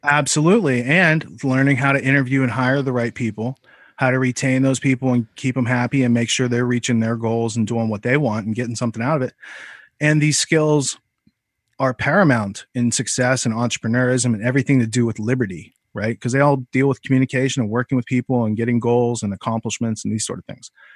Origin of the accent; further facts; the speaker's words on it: Western Pennsylvania, United States; I grew up in Western Pennsylvania